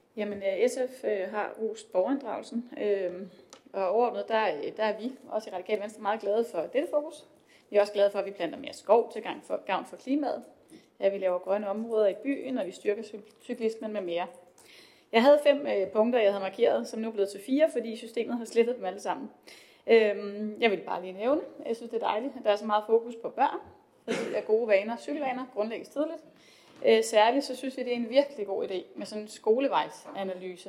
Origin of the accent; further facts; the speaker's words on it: Esbjerg, Southern Denmark, Denmark; som Jertingenser og også bare som Esbjergenser